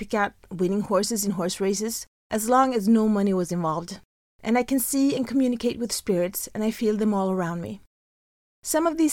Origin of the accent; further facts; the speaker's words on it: Sweden; I was born in December 1972 in Sweden